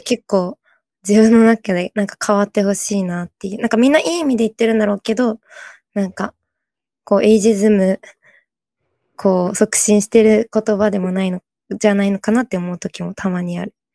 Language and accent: Japanese; South Korea; moved away; 韓国私の出身国の韓国